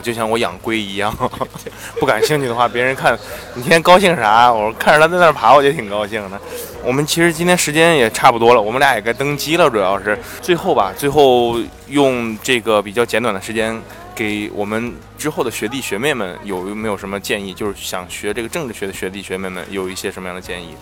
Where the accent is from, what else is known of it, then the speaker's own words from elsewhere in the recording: China; moved away as an adult; now in United States; 我们中国人